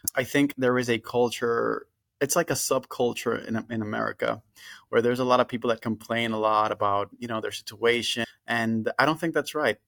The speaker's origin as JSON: {"language": "English", "country": "Dominican Republic", "tie": "born or raised there", "moved": "as an adult", "lives_now": "Florida, United States", "said": "I went to a private school in my home country, the Dominican Republic"}